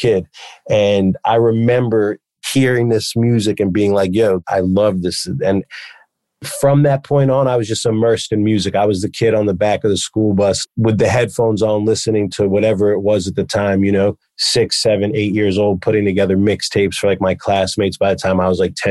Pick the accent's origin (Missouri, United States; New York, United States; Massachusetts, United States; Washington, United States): New York, United States; New York City; also born or lived in the Hamptons; I moved from New York City to the Hamptons, was in my junior year of high school